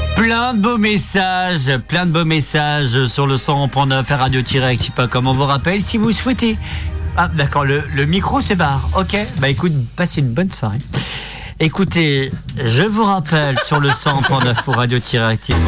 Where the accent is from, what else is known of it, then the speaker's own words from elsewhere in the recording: Saint-Brieuc, Brittany, France; je suis né à Saint-Brieuc